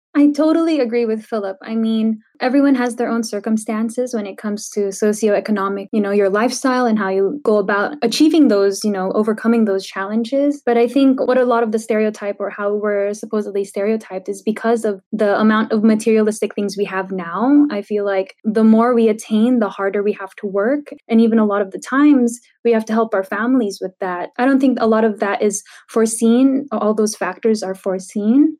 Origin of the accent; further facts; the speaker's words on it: San Diego, California, United States; I grew up in San Diego